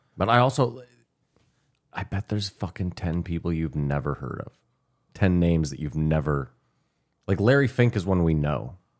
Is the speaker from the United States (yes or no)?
no; Canada; we're Canadian.